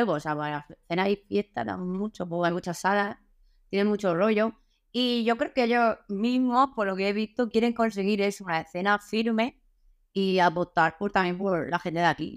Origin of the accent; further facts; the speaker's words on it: Murcia, Region of Murcia, Spain; soy de Murcia